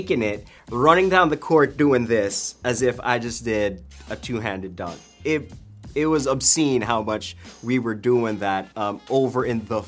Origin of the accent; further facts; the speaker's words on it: Arcadia, California, United States; I was born in Arcadia, LA, all the way.